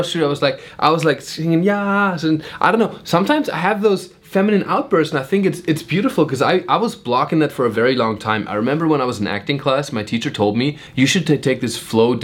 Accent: Germany; moved away; also born or lived in New York; When I grew up in Germany

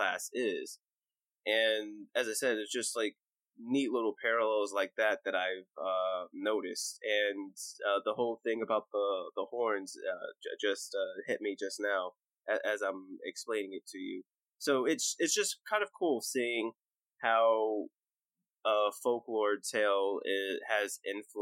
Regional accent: United States; me being the American

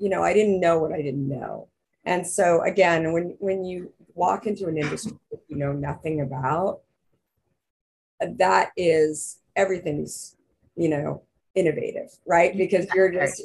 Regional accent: Arizona, United States; I'm from Arizona.

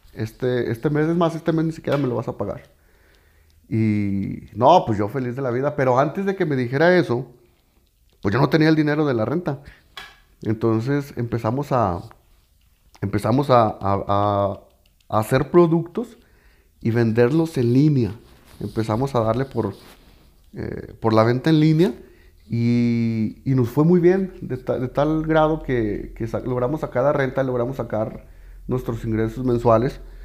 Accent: Mexico; como mexicanos nos nos falla

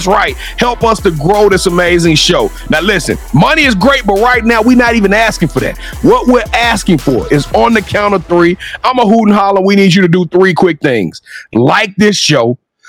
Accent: Louisiana, the South, United States; I'm from the South. I say ginger.

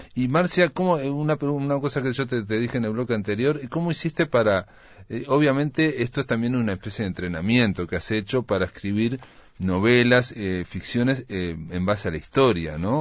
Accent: Uruguay

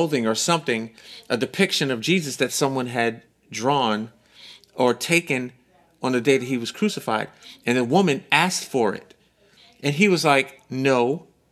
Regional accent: United States; in America as American Christians

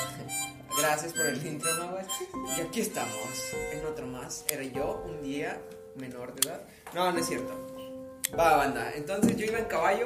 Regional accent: Monterrey, Nuevo León, Mexico; soy de Monterrey

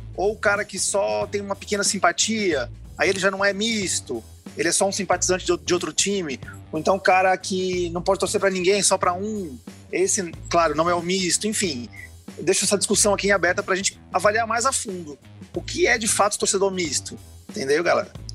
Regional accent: São Paulo, Brazil; moved away as an adult; now in Fortaleza, Brazil; Eu sou de São Paulo, moro aqui há 17 anos, mas me criei em São Paulo

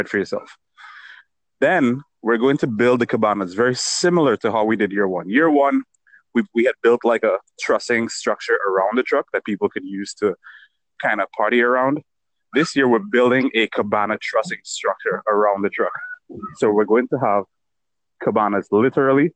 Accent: Dominica; I'm from Dominica

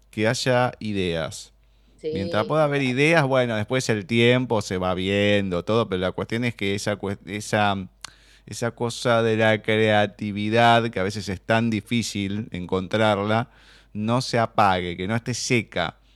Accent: Argentina

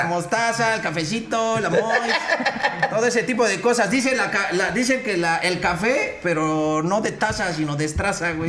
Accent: Mexico City, Mexico; De aquí de la City, güey, de la Ciudad de México, soy chilango

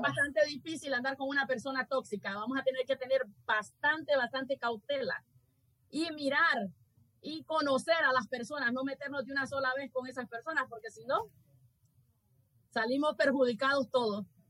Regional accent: Honduras; mi país

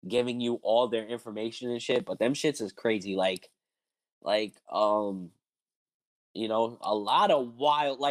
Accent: East Coast, United States; I'm from the East Coast

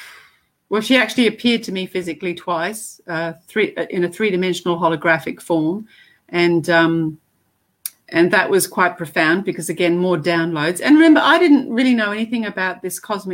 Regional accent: Te Aroha, Waikato, New Zealand; also born or lived in Africa; I was born in Africa and spent the first 8 years there, and then my parents immigrated to New Zealand, and they actually settled in a town in the middle

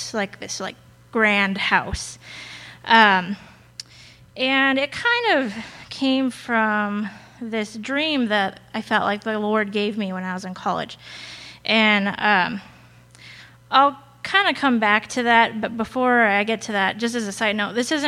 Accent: Colorado, United States; also born or lived in Arizona; I moved from Arizona, where I was born, to Colorado in fifth grade.

